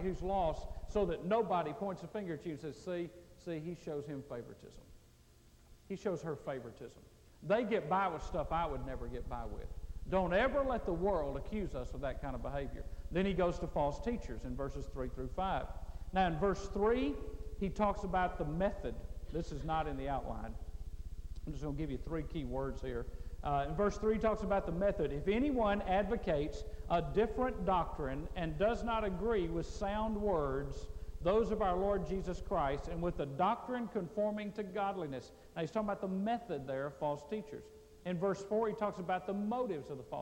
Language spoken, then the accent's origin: English; Mississippi, United States; I was raised in Mississippi